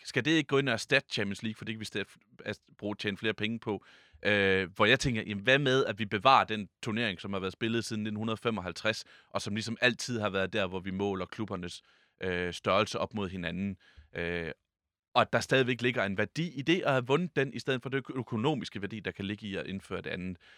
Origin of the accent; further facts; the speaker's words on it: Jutland, Denmark; vi er jo nogle jyder her